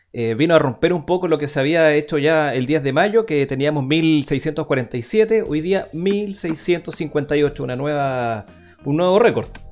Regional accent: San Bernardo, Santiago Metropolitan Region, Chile; also born or lived in Padre Hurtado; yo soy eh, nacido y criado en San Bernardo

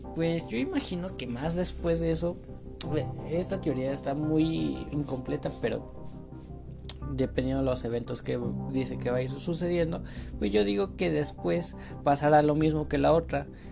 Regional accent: State of Mexico, Mexico; yo soy de México, bueno, soy del Estado de México

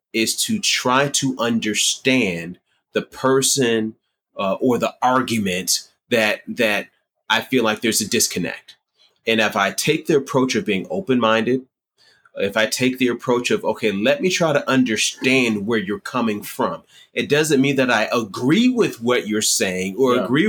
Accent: Detroit, Michigan, United States; also born or lived in Miami, Florida; going to high school in Detroit

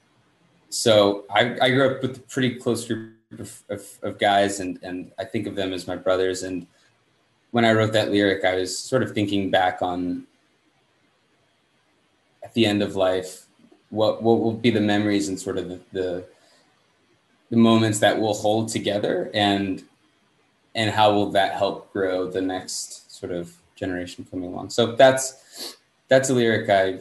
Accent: United States; I'm from the States

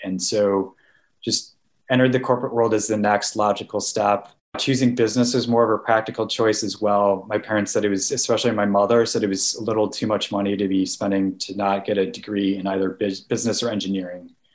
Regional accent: Naperville, Illinois, United States; moved away; I'm originally from Naperville, Illinois

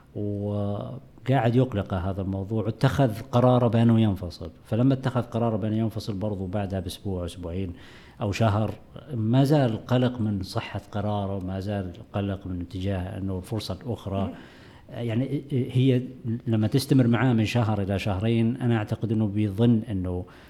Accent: Saudi Arabia; عندنا في السعودية

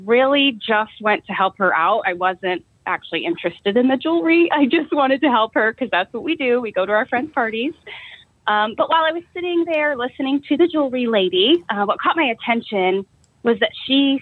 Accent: Eden, Ohio, United States; I'm from Eden, Ohio. It's a really small town right in the northwest corner of Ohio

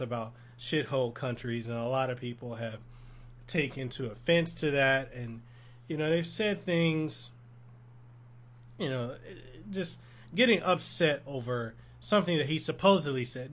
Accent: Memphis, Tennessee, United States; now in Honolulu, United States; I grew up in this area, Norwood, this neighborhood, Norwood, in South Memphis

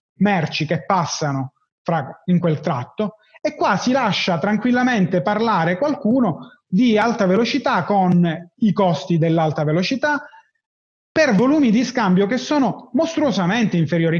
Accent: Palermo, Sicily, Italy; sono di Palermo

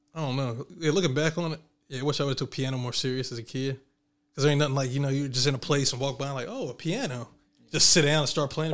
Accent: Southwest Virginia, United States; I grew up in Southwest Virginia

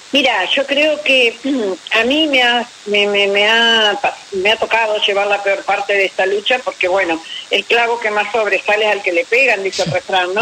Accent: Paraná, Entre Ríos, Argentina; moved away; also born or lived in Buenos Aires; yo soy de Paraná

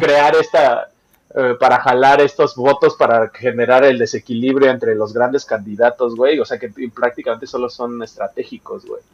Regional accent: Mexico

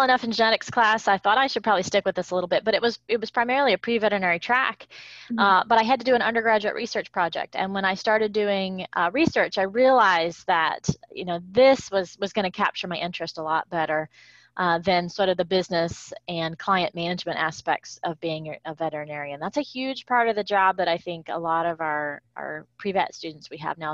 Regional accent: Kentucky, United States; moved away as an adult; also born or lived in Ithaca, New York / Gainesville, Florida; now in Florida, United States; I am a horsewoman born and raised in Kentucky

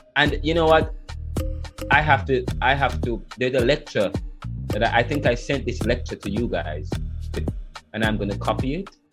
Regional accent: Jamaica; I'm Jamaican

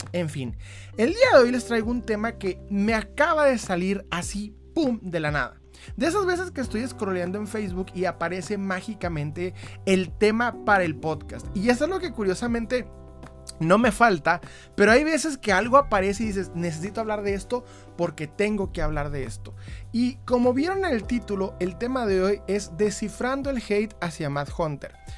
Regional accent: Ciudad Juárez, Chihuahua, Mexico; yo soy de Ciudad Juárez

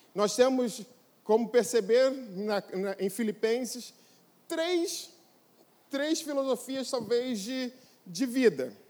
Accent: Brazil; nós somos brasileiros

